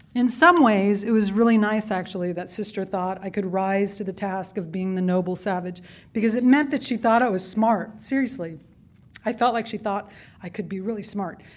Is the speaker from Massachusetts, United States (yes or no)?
no; Yuma Indian Reservation, southeastern California, United States; I was born on the Yuma Indian Reservation in southeastern California